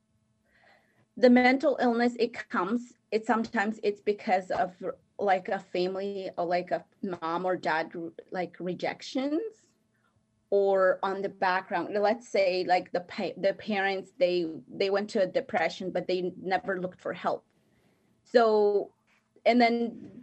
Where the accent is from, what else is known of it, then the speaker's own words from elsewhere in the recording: Guatemala; first language Spanish; English is a second language; moved away; I am from Guatemala, and my first language is Spanish.